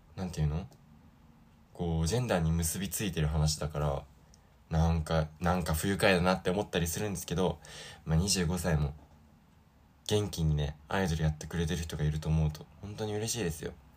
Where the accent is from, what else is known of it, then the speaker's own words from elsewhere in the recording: Sapporo, Hokkaido, Japan; moved away as an adult; now in Osaka, Japan; 僕が札幌で育ったからなんですけど